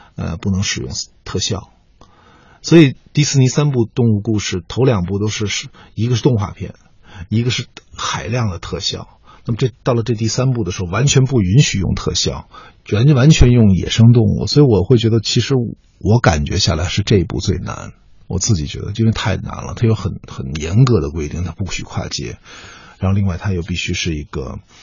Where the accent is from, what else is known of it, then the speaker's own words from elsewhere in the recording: China; 我们中国人真的相